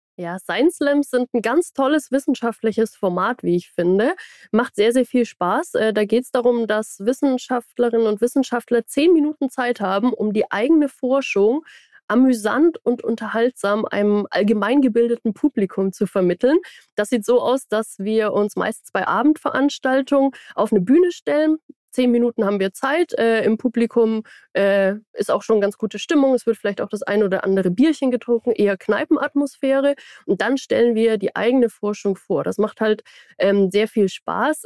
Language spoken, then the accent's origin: German; Baden-Württemberg, Germany; now in Braunschweig, Germany; Ich komme ja aus Baden-Württemberg